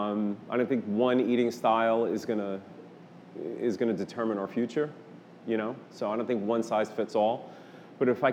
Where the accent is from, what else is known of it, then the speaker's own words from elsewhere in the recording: New York, United States; moved away; I'm originally from New York